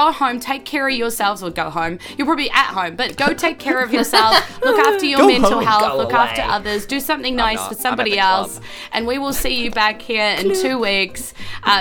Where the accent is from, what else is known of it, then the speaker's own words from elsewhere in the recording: New Zealand; we're a bunch of different Kiwi comedians from Whanganui Atara, that's Wellington down here